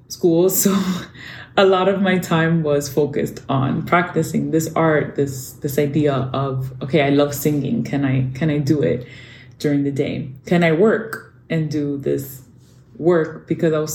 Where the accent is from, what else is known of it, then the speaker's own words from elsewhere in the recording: New York City, New York, United States; moved away as an adult; also born or lived in Dominican Republic; I grew up in New York City in a very Dominican neighborhood known as Washington Heights